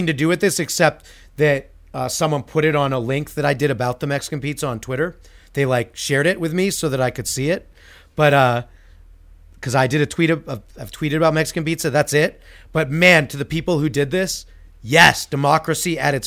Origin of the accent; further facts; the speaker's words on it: Canada; also born or lived in United States; I'm Canadian